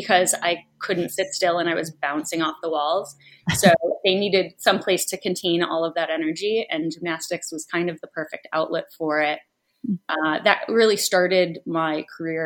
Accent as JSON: {"language": "English", "town": "Rochester", "region": "New York", "country": "United States", "tie": "born or raised there", "moved": "yes", "lives_now": "New York City, United States", "said": "I grew up in Rochester, New York, which mm-hmm. is basically in Canada"}